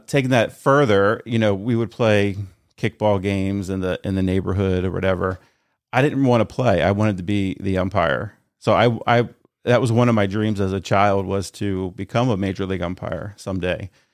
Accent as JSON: {"language": "English", "area": "New Castle area", "region": "Northern Delaware", "country": "United States", "tie": "born or raised there", "said": "born and raised in Newcastle Bay area, so I'm not from Middletown"}